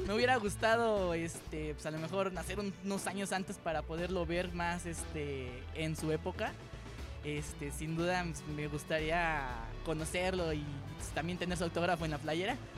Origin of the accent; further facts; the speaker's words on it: Toluca, State of Mexico, Mexico; soy de aquí de Toluca